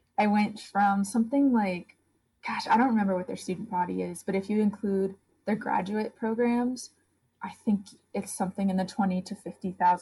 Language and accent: English; upstate New York, United States; moved away as an adult; also born or lived in Maine; I grew up in rural upstate New York